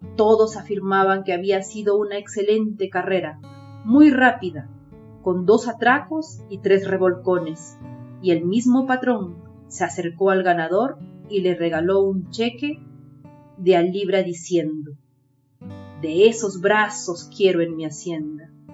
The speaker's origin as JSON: {"language": "Spanish", "country": "Peru", "said": "soy de Perú."}